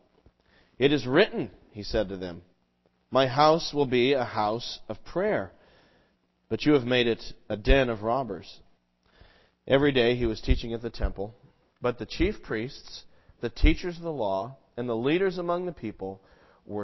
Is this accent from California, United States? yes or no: yes; California, United States; now in Massachusetts, United States; one of those people who grew up out there and has sort of come here